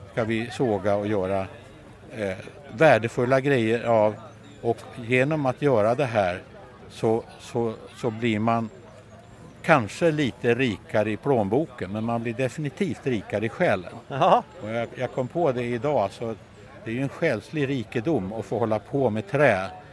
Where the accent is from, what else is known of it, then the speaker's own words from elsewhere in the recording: Värmland, Sweden; en förening hemma i Värmland där jag kommer ifrån